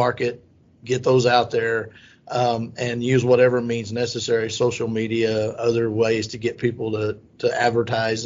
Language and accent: English; Southwest Oklahoma, United States; I grew up in Southwest Oklahoma in a town of 350 people